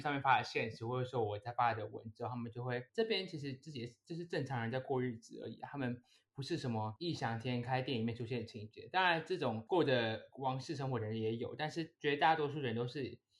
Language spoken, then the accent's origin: Chinese; Taiwan; moved away as an adult; now in Abu Dhabi, United Arab Emirates; 我们从小在台湾